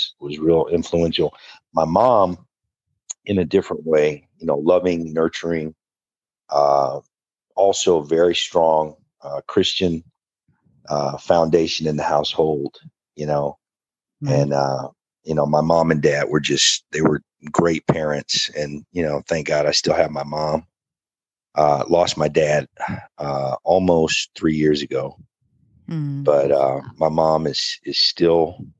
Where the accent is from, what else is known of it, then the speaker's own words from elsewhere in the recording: Akron, Ohio, United States; Akron, Ohio, my hometown.